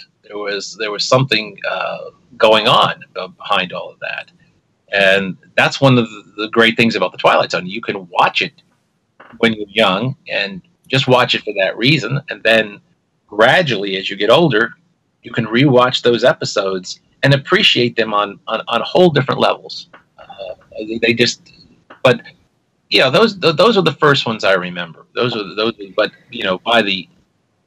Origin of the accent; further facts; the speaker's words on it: New York, United States; growing up in New York in this era